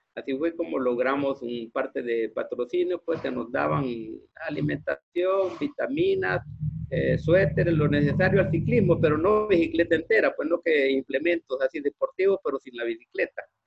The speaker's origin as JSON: {"language": "Spanish", "region": "Santa Ana", "country": "El Salvador", "tie": "born or raised there", "said": "Nací en, en Santa Ana. Ahí, ahí nací en Santa Ana."}